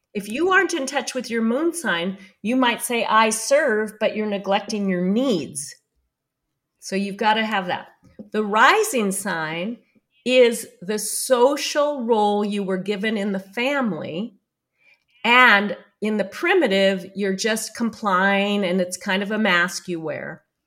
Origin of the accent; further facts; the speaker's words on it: New York City, New York, United States; I'm Jewish from New York City